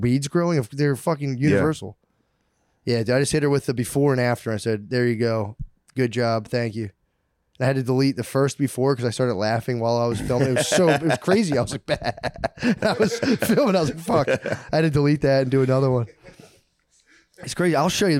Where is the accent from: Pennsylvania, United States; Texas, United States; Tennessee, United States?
Pennsylvania, United States; now in New York, United States; I came from Pennsylvania. Custom. Now I'm in New York, and you guys have totally different custom around walled gardens and weeds.